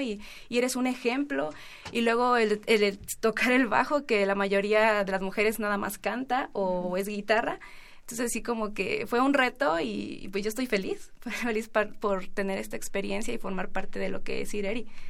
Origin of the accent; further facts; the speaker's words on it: Erongarícuaro, Michoacán, Mexico; viniendo de la comunidad donde, de donde somos, de Rongarícuaro